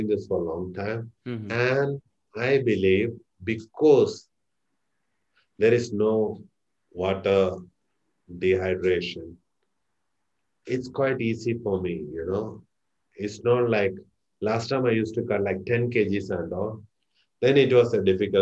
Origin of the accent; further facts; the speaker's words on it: Kerala, India; moved away; I'm from India, Kerala